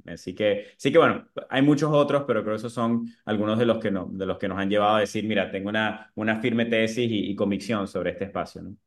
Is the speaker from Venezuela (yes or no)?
yes; Venezuela; moved away as an adult; now in United States; Siendo venezolano en esa época